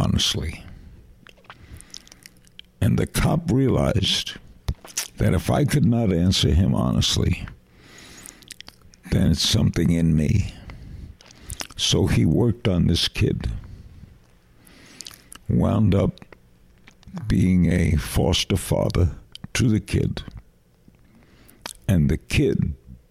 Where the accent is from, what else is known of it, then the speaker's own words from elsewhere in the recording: New York City, New York, United States; where I grew up in Brooklyn.